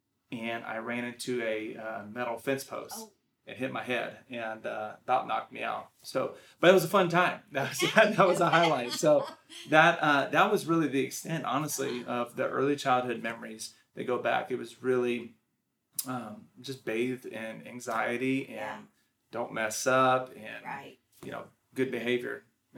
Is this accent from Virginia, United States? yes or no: no; Washington, United States; also born or lived in Texas / Oklahoma / New Mexico / California; I was born in Texas. We moved to Oklahoma, New Mexico, California, on up to Washington State, where I spent a lot of my childhood, early childhood.